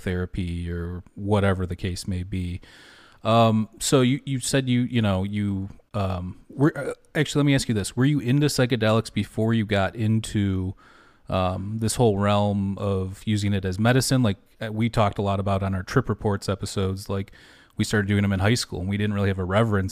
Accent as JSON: {"language": "English", "region": "Michigan", "country": "United States", "said": "we're both from Michigan"}